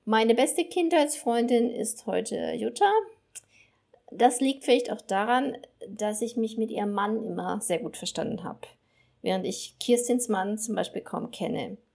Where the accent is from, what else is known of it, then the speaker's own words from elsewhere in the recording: Herford, North Rhine-Westphalia, Germany; moved away as an adult; Zeit in meiner Geburtsstadt Herford verbringe. Ich selbst bin dort gleich nach dem Abitur weggezogen